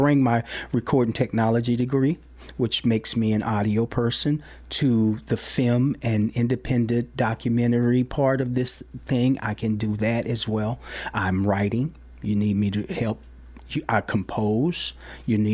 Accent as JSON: {"language": "English", "town": "Dallas", "region": "Texas", "country": "United States", "tie": "born or raised there", "moved": "yes", "lives_now": "Columbia, Missouri, United States", "said": "my hometown, Dallas-Fort Worth"}